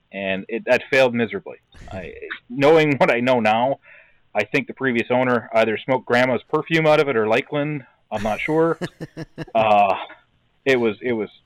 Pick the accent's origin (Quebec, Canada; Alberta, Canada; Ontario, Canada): Ontario, Canada; Brantford; moved away as an adult; now in Wisconsin, United States; I actually grew up in Brantford, Ontario, in Canada